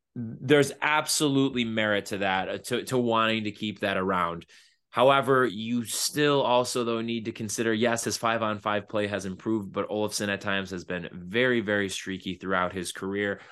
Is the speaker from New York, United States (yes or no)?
yes; Buffalo, New York, United States; I'm also from South Buffalo